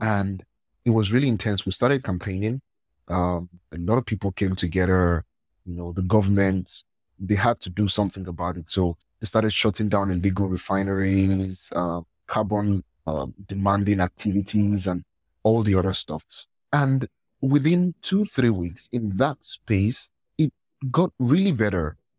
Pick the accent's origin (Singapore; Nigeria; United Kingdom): Nigeria; I'm from Nigeria.